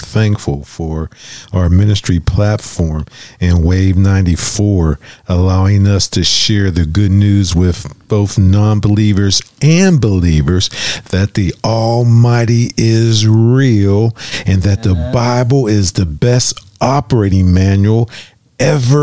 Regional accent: Florida, United States; moved away; also born or lived in Tallahassee, Florida; we are from Florida

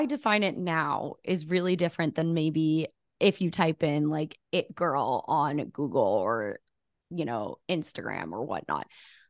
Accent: Albuquerque, New Mexico, United States; moved away as an adult; also born or lived in Los Angeles, California; I grew up in Albuquerque, New Mexico, which is like a very small-ish city. City's a nice word. It's a town. And I moved to LA for college.

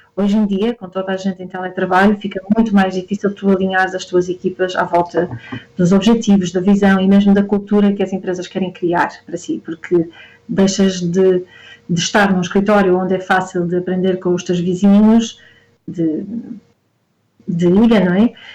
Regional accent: Porto, Norte, Portugal; moved away as an adult; also born or lived in Lisbon; eu sou do Porto e vim para Lisboa estudar

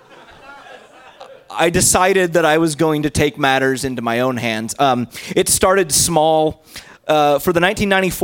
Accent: Indiana, United States; I grew up in Indiana

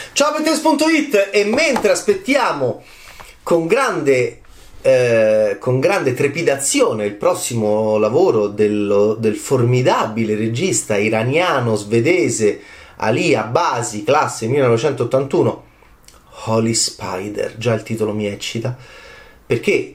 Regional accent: Italy

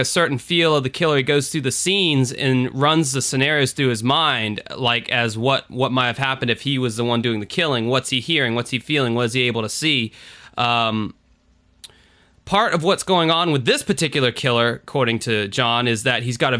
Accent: United States; as an American

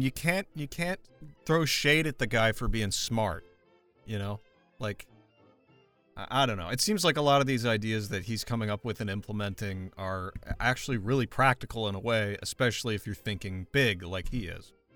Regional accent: United States; I'm American

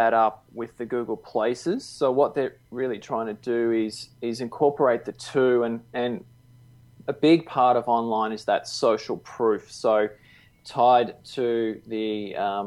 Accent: Melbourne, Victoria, Australia; now in Gold Coast, Australia; I grew up down in Melbourne

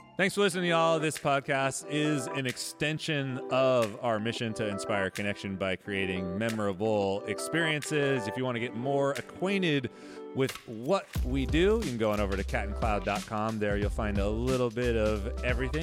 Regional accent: Modesto, California, United States; moved away; I'm from Modesto

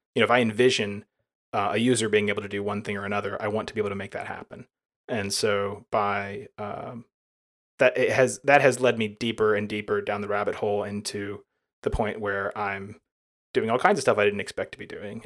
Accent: near Birmingham, Alabama, United States; I live in Birmingham, Alabama, and I was born right near there

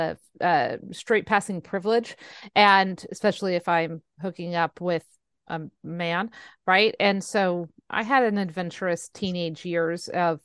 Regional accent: San Jose, California, United States; now in Fresno, United States; San Jose, where my hometown

